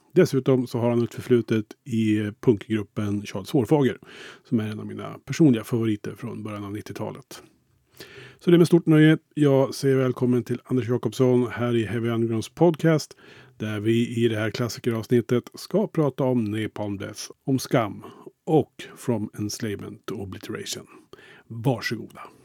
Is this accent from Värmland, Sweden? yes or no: no; Kolbäck, Västmanland, Sweden; i lilla Kolbäck där jag kommer ifrån utanför Västerås